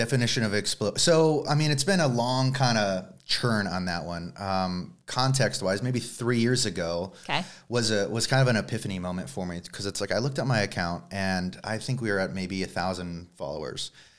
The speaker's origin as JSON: {"language": "English", "town": "Tucson", "region": "Arizona", "country": "United States", "said": "Tucson, Arizona."}